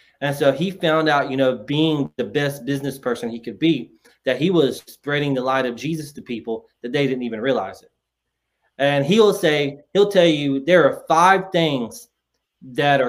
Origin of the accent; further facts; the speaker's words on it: North Carolina, United States; I'm from the South. I am from a farm town in North Carolina